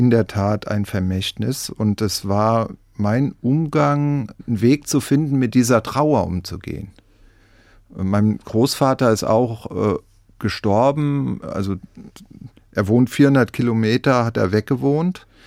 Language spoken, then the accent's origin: German; Rhineland-Palatinate, Germany; Also im Wald bin ich im Westerwald sozusagen groß geworden.